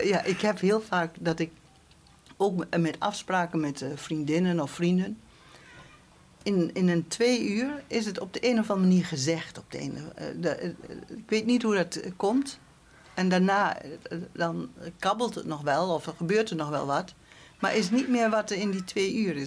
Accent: rural Drenthe, Netherlands; moved away as an adult; also born or lived in Arnhem; ik kom van het Drentse platteland

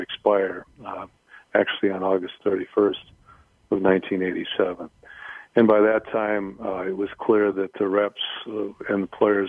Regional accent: Wisconsin, United States; moved away as an adult; also born or lived in Washington; I grew up in Wisconsin, went undergrad there and to law school

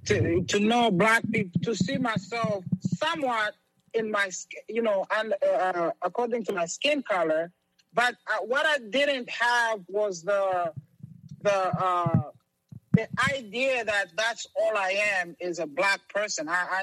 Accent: Rwanda; moved away; I came from Rwanda, and so I am Rwandese. I'm not just simply African. I am Rwandese, or at least I was.

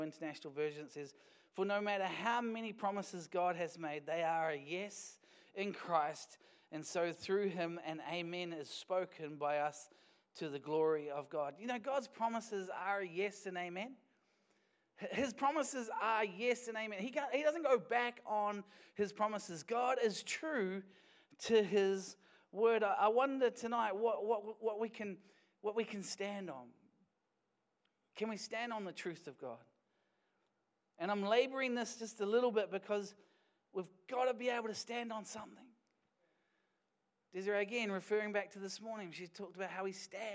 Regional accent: Wellington, New Zealand; now in Dunedin, New Zealand; I was born in Wellington

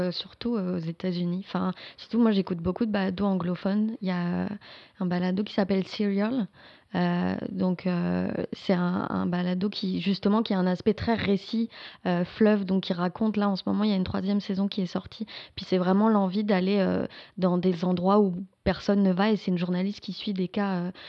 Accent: France; moved away as an adult; now in Quebec, Canada; je suis française, je suis arrivée ici, enfin ça fait 8 ans que je suis au Québec

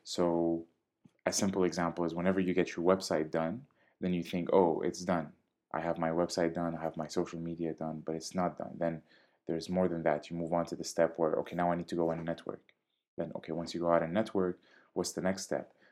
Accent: Syria; also born or lived in Jordan; now in Canada; I was born and raised in Syria. I lived for some time in Jordan before I moved to Canada.

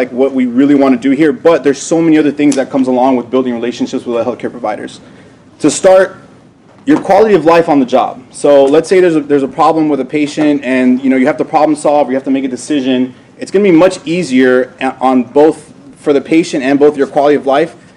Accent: Miami, Florida, United States; also born or lived in New Jersey; I was raised in Miami, Florida

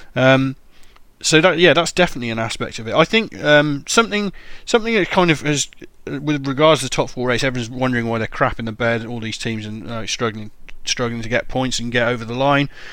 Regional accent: Cornwall, South West England, United Kingdom; they're the league club that's nearest to my birthplace

